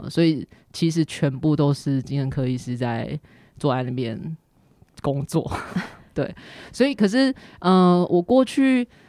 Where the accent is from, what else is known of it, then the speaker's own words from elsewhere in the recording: Kaohsiung, Taiwan; now in Taipei, Taiwan; 我来自高雄嗯。然后现在我在台北